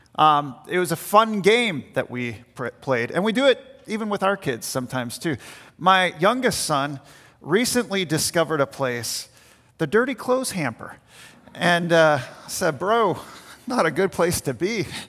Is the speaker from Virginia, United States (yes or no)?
yes; Richmond, Virginia, United States; the house that we had growing up in Richmond, Virginia